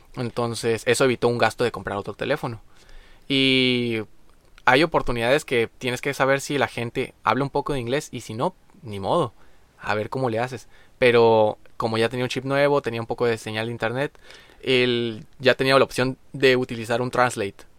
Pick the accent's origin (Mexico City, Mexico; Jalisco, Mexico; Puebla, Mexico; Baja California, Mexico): Baja California, Mexico; Maneadero; nosotros como mexicanos